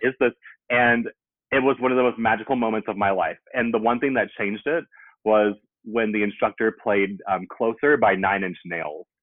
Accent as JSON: {"language": "English", "town": "Greensboro", "region": "North Carolina", "country": "United States", "also_born_or_lived": "New York / Charlotte, North Carolina / Oakland, California", "moved": "as an adult", "lives_now": "Atlanta, United States", "said": "I'm from Greensboro, North Carolina"}